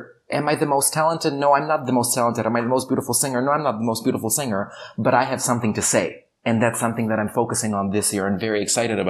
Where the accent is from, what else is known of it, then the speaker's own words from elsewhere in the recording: Chicago, Illinois, United States; the voices that are singing backup are the voices I grew up with in Chicago who sang backup for me with all those pop stars in the States.